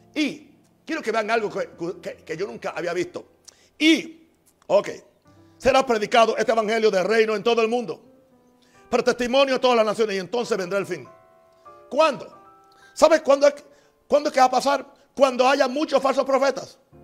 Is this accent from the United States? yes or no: yes; United States; moved away; yo soy americano, yo soy gringo, como ustedes dicen. Yo conozco la cultura de mi país